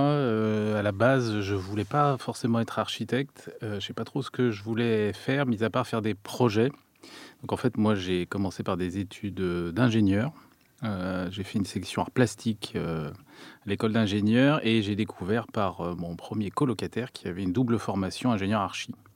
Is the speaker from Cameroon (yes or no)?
no; France; also born or lived in Turin, Italy; en tant que Français